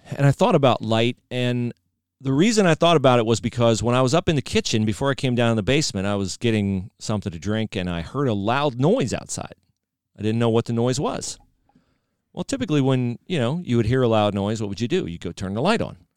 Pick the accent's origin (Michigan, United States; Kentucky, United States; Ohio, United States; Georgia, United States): Ohio, United States; moved away; I was from Ohio